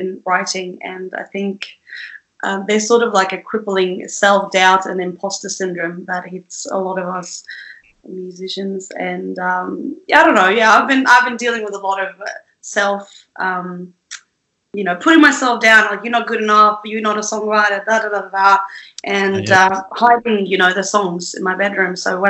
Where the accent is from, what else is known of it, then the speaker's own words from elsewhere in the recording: Sweden; moved away as an adult; I lived in Sweden for the first 19, 20 years of my life